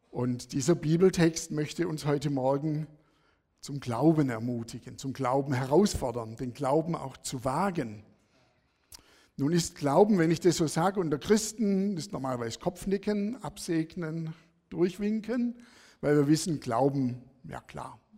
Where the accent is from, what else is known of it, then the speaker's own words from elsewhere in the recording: Sersheim, Baden-Württemberg, Germany; Bin aufgewachsen in Sersheim, das ist bei Feingen-Enz, Bietigheim.